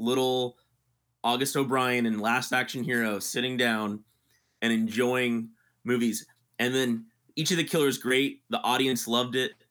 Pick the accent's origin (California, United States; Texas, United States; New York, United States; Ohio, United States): California, United States; South Bay; now in San Francisco, United States; growing up in the South Bay